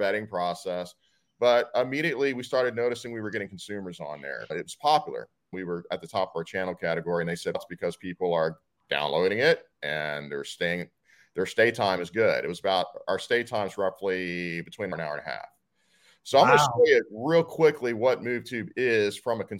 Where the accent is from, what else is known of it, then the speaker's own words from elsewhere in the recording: Austin, Texas, United States; I'm originally from Austin